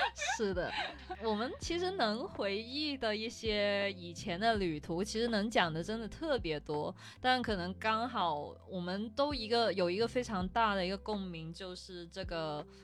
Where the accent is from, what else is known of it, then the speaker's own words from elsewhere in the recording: Guangdong, China; 跟我们广东这边喝早茶差不多